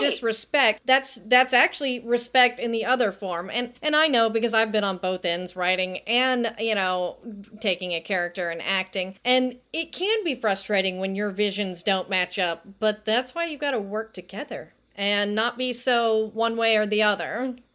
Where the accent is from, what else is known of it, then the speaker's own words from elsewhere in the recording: Texas, United States; I'm from Texas